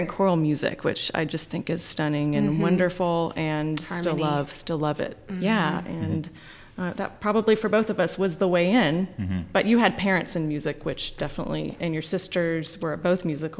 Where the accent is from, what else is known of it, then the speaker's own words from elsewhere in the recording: Auburn, Alabama, United States; From Auburn, Alabama, which is a college town.